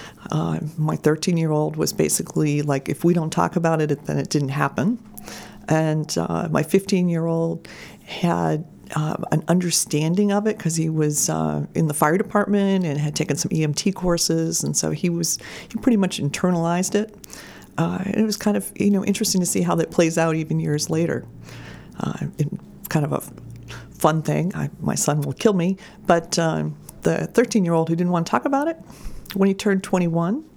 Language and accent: English; Camden, Maine, United States; moved away as an adult; also born or lived in Madison, Maine; now in Cumberland, United States; I was born and raised in Camden, which is a great place to be from